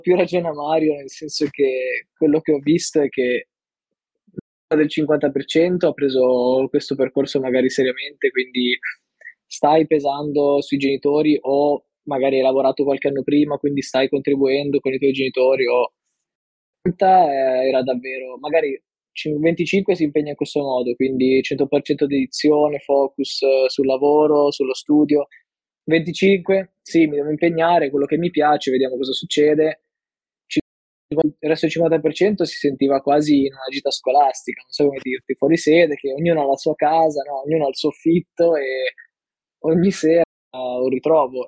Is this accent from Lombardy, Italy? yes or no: yes; Milan, Lombardy, Italy; now in Turin, Italy; ho 22 anni, eh, vengo da Milano e attualmente vivo a Torino